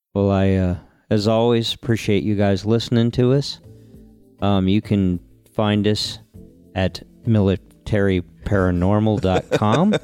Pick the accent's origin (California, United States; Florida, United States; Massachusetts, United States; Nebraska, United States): Florida, United States; Homestead; growing up in Homestead